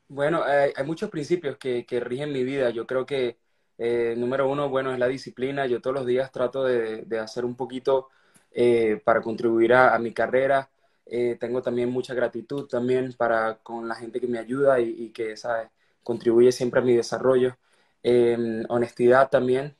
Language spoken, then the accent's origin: Spanish; Venezuela; soy un artista venezolano, que estoy orgulloso de eso